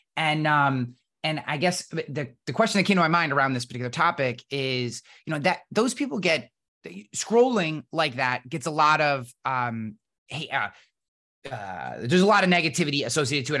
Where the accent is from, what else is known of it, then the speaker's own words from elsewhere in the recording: East Coast, United States; I'm from the East Coast and Irish and country